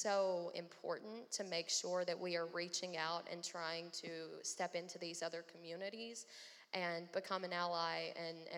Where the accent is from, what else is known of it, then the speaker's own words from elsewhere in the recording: the South, United States; as a young white woman growing up in the South